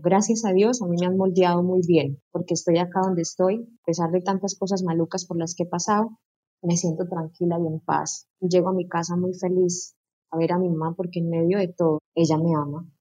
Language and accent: Spanish; Casanare, Colombia; soy llanera